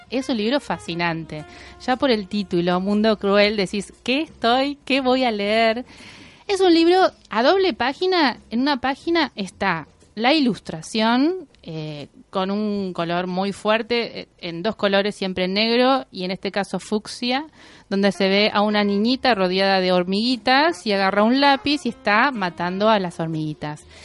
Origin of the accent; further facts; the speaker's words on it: Bahía Blanca, Buenos Aires Province, Argentina; yo soy de Bahía Blanca